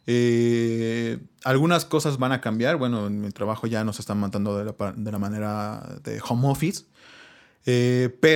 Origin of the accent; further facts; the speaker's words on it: Huatulco, Oaxaca, Mexico; somos de Huatulco. No, no, no, somos de Huatulco, obviamente, ¿no?